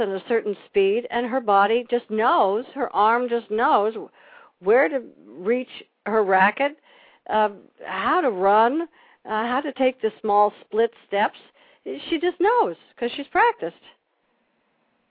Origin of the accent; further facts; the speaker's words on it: Long Island, New York, United States; I grew up in Long Island